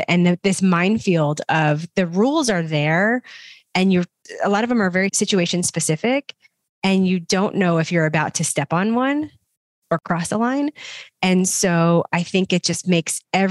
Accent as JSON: {"language": "English", "region": "the South", "country": "United States", "said": "we're both from the South"}